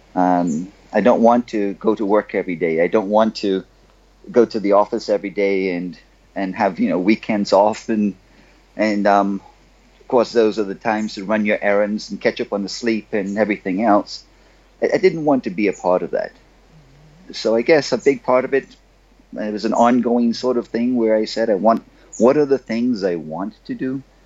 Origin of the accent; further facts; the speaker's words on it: Bahamas; I'm from the Bahamas. I grew up on a little rock down here